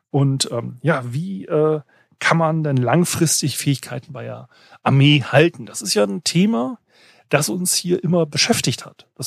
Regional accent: Northern Germany, Germany; Also Weißwurstfrühstück ist ja so schon, also als Norddeutscher fragwürdig ist.

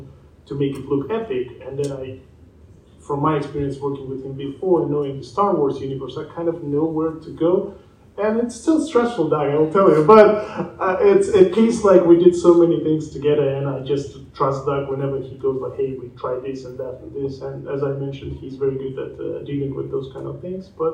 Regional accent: Tajikistan; moved away; I'm going back to my country. I'm originally from Tajikistan.

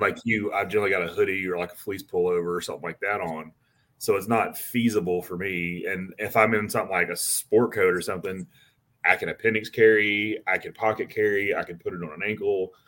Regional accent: Montgomery, Alabama, United States; moved away as an adult; now in Florida, United States; I'm from Montgomery, Alabama

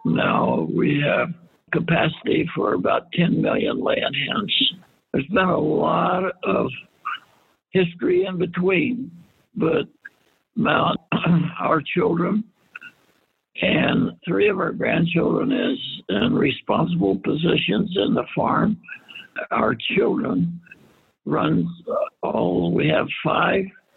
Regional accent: Arizona, United States; also born or lived in Kansas / Glendale, Arizona; We moved to Arizona from Kansas

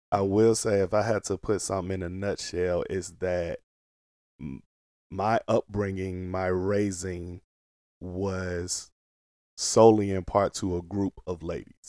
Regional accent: Portsmouth, Virginia, United States; moved away; also born or lived in Maryland; all my family, we grew up in Portsmouth

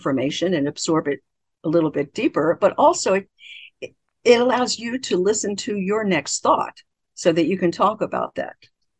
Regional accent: Baltimore, Maryland, United States; Many people, including me, I grew up in Baltimore, Maryland. In Baltimore, Maryland, we never there's no finishing any word. There's no final consonant any word. And I grew up talking like that.

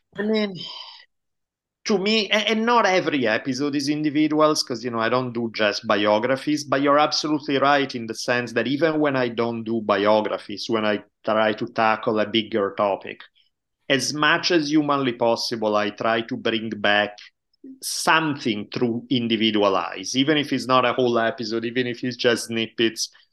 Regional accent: Italy; moved away as an adult; also born or lived in United States; now in California, United States; I grew up in Italy until I was eighteen years old. moved to U S back in ninety-two

